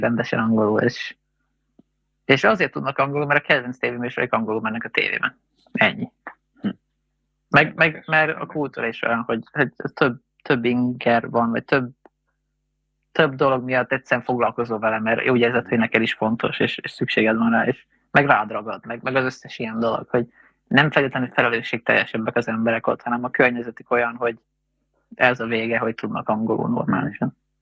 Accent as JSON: {"language": "Hungarian", "country": "Hungary", "said": "én magyar vagyok"}